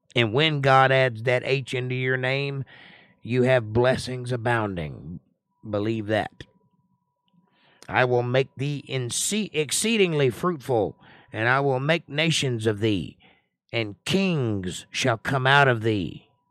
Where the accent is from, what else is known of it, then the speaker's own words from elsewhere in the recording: Georgia, United States; I'm from Georgia